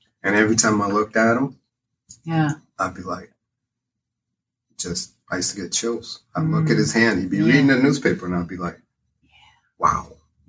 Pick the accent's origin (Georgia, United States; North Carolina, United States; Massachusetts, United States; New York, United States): Massachusetts, United States; Gloucester; also born or lived in California; now in North Berwick, United States; I was born in California. Oh, okay. And when I was four, my parents moved me back to Gloucester, where my mother was from.